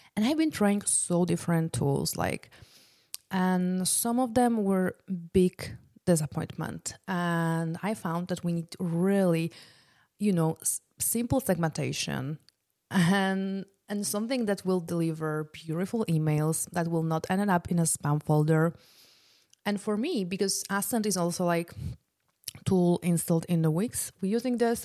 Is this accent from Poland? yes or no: yes; Poland; moved away; I'm originally from Poland